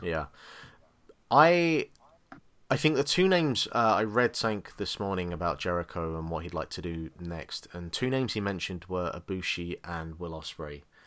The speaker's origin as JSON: {"language": "English", "region": "England", "country": "United Kingdom", "said": "I'm English"}